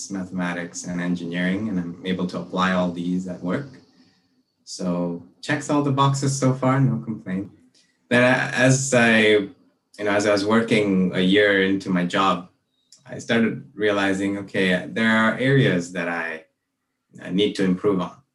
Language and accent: English; Malaysia; moved away as an adult; also born or lived in Brunei; now in Vancouver, Canada; I grew up in Malaysia and Brunei, and I came here to Vancouver